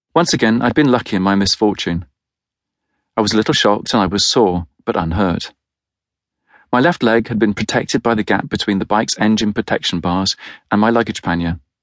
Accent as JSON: {"language": "English", "country": "United Kingdom", "said": "As a Brit"}